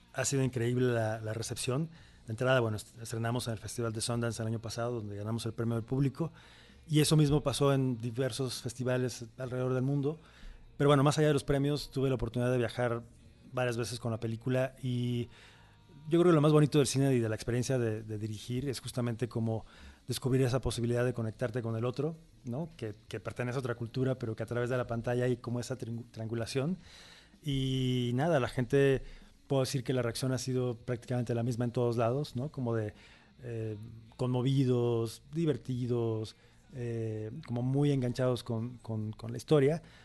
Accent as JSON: {"language": "Spanish", "region": "Veracruz", "country": "Mexico", "said": "es Veracruz, es, mi tierra, es nuestra tierra"}